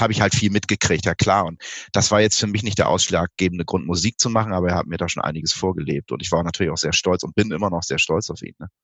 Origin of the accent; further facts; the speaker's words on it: Osterholz-Scharmbeck, Lower Saxony, Germany; also born or lived in Bremen; Das war in einem Kulturzentrum in Ostholz-Scharmbeck, meinem Heimatort